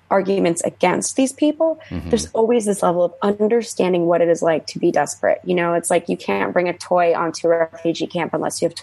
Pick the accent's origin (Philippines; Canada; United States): United States; as an American